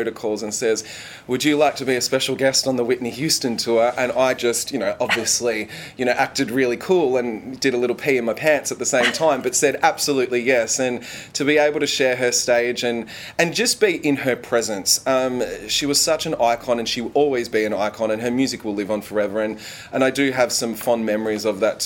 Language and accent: English; Melbourne, Victoria, Australia; my hometown